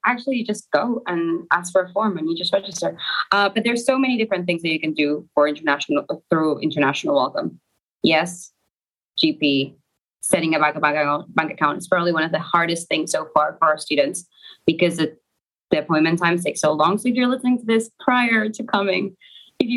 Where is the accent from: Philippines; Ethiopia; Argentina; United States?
Argentina; moved away as an adult; now in Manchester, United Kingdom; I'm from Argentina